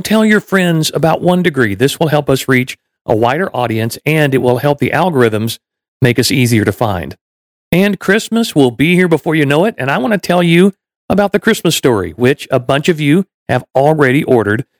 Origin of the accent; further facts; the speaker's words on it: Waco, Texas, United States; moved away; also born or lived in Orlando; I grew up in Texas, I grew up in Waco